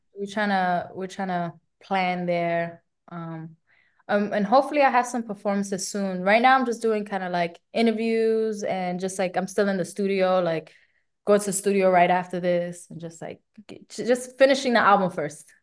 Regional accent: New York City, New York, United States; I'm Puerto Rican from the Bronx

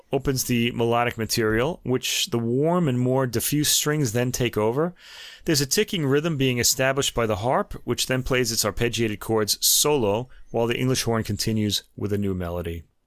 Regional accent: United States; being American.

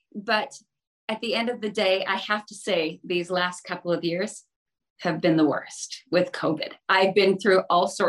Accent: the Valley, British Columbia, Canada; now in Vancouver, Canada; I'm a BC gal. So I grew up in the Valley. I now live in Vancouver.

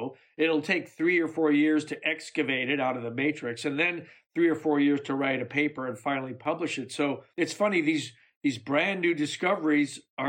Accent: Chicago, Illinois, United States; I spent my high school years in Chicago

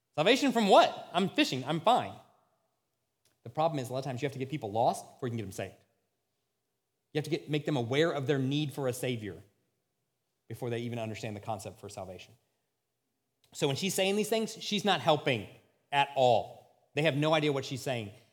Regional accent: United States; as American Christians

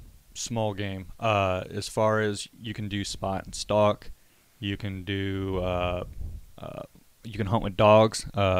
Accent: Midwest, Michigan, United States; now in Texas, United States; me growing up in the Midwest

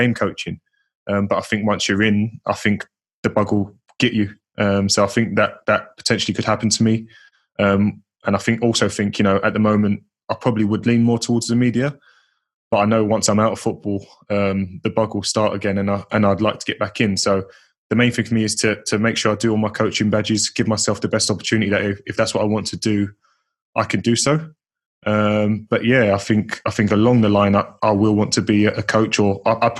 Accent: Leyton, London, United Kingdom; I grew up an Orient fan as well, because they were my local side

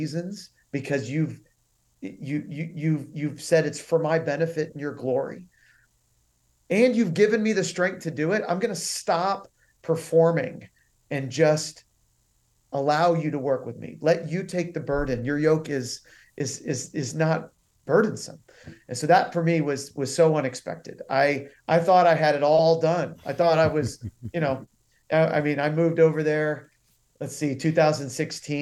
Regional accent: the South, United States; also born or lived in Uganda; growing up in the South

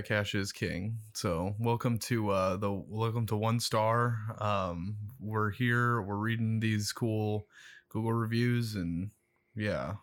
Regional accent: Omaha, Nebraska, United States; I am from West Omaha.

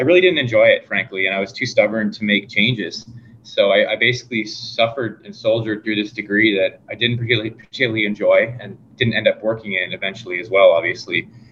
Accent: Fergus, Ontario, Canada; also born or lived in Guelph, Ontario; we moved to an even smaller town, Fergus, Ontario and that's where I grew up

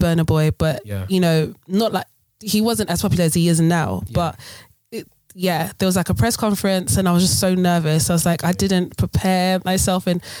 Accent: Ghana; You know, being Ghanaian, we love our hall parties. We love all these different things.

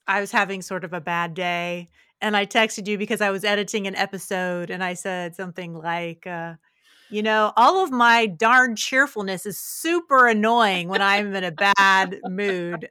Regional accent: Parkersburg, West Virginia, United States; moved away as an adult; I grew up in Parkersburg

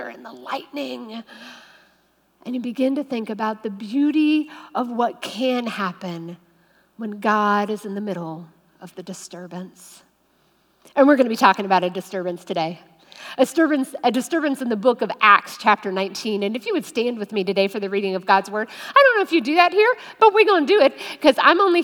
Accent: West Virginia, United States; now in Ohio, United States; I am a West Virginia girl.

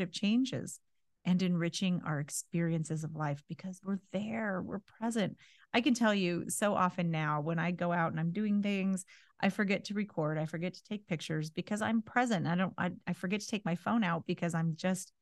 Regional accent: California, United States; moved away; I grew up in California. I learned to drive in California

